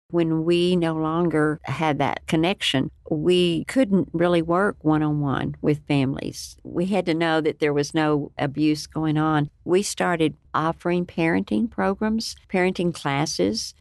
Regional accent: Lubbock, Texas, United States; I was born and raised in Lubbock, Texas, and it's been my home for many years

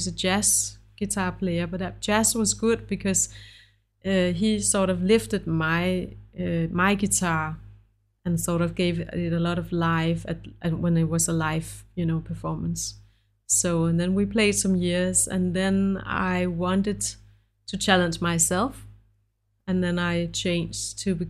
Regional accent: Denmark; English is a second language; also born or lived in United States

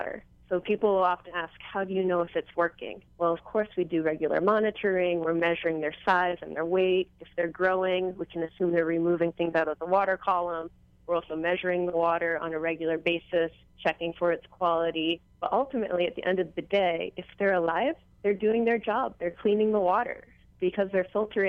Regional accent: East Coast, United States; now in Hawaii, United States; I'm originally from the East Coast myself, our water is dark and cold

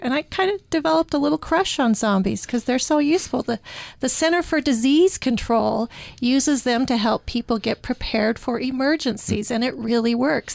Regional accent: Utah, United States; I'm from Utah

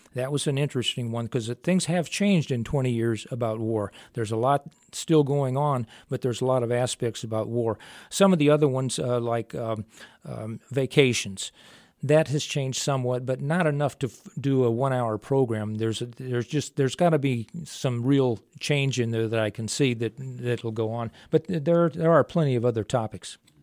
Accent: mid-state Illinois, United States; moved away as an adult; also born or lived in Phoenix; I was originally born in the Chica, in the South, uh, well, mid, mid-state Illinois

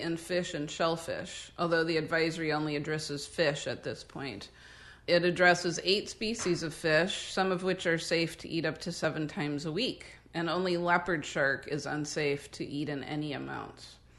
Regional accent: Midwest, United States; now in Northern California, United States; we are both from the Midwest where, you know, people growing up in the sixties and seventies

